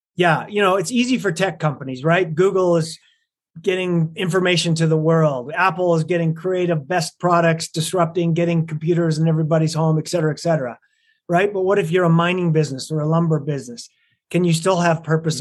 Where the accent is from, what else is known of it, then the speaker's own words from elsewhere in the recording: Lethbridge, Alberta, Canada; moved away as an adult; also born or lived in London, Ontario, Canada; now in Salt Lake City, United States; I was raised in Lethbridge, Alberta, Canada